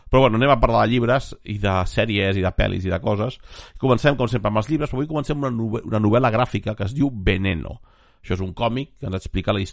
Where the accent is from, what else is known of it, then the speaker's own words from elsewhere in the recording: Barcelona, Catalonia, Spain; soc, soc de Barcelona capital